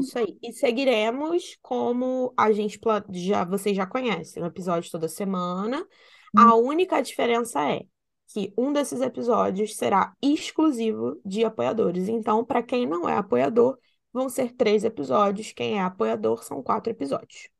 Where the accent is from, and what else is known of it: Rio de Janeiro, Brazil; accent: carioca